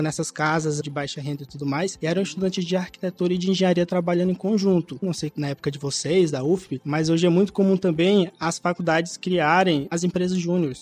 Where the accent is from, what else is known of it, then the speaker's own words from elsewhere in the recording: Alagoas, Brazil; now in Teresina, Brazil; Sou alagoano, nasci e cresci em Alagoas